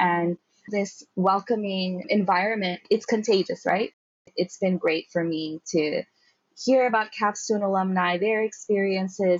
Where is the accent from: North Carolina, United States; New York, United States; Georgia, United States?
New York, United States; I'm from New York